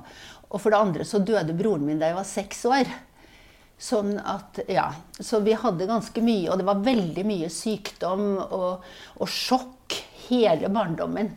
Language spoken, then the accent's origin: Norwegian; Levanger, Trøndelag, Norway; also born or lived in Tromsø; bodde jeg i Trondheim i fem år. Og så flytta vi til Levanger